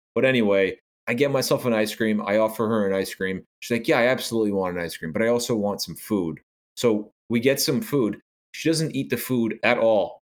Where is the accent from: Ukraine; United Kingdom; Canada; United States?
United States; New York; I am a New Yorker